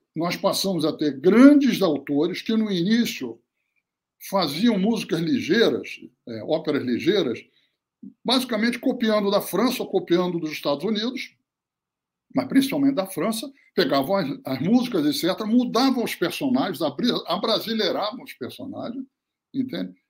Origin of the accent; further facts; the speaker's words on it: Rio de Janeiro, Brazil; also born or lived in Espírito Santo; nasci no Espírito Santo, me criei no Rio de Janeiro